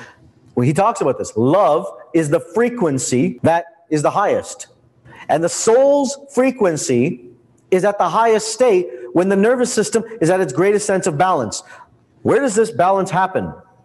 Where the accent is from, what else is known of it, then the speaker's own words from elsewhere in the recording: India; I'm Indian. Like, this is part of our genetics, right?